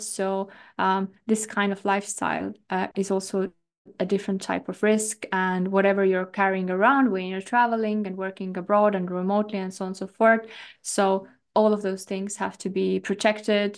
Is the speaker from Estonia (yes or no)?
yes; Estonia; I come from Estonia